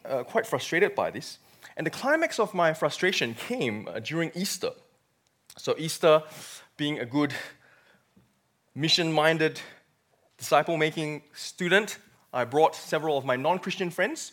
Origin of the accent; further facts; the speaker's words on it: Malaysia; moved away as an adult; now in Australia; I came from born and bred in Malaysia.